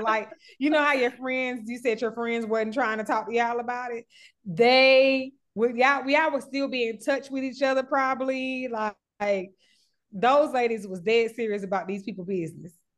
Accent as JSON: {"language": "English", "town": "Atlanta", "region": "Georgia", "country": "United States", "said": "I'm from Atlanta"}